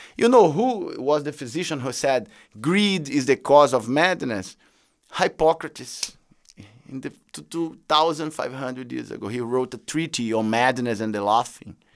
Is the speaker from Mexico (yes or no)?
no; Brazil; I come from Brazil